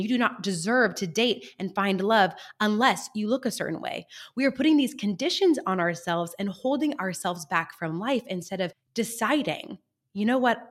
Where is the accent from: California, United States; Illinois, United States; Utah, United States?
California, United States; San Luis Obispo; my hometown of San Luis Obispo here in sunny California